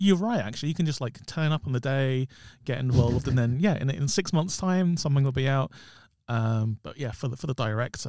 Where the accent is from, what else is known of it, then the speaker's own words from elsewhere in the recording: London, United Kingdom; me and you are from South London as well.